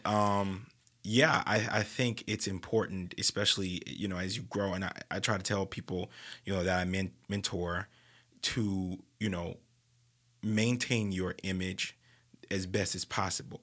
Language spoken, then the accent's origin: English; New Orleans, Louisiana, United States; New Orleans is just like that in general, and, you know, that's my hometown